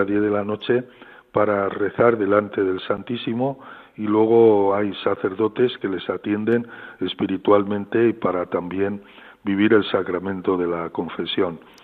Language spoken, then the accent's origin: Spanish; Frandovínez, Castile and León, Spain; moved away; also born or lived in Madrid / Rome / Osma-Soria / Pamplona; recuerdo tantos momentos preciosos en mi pueblo